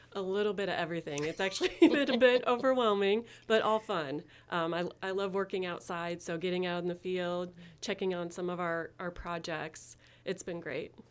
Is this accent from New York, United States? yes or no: no; Abingdon, Illinois, United States; grew up in Abingdon and recently was able to move back there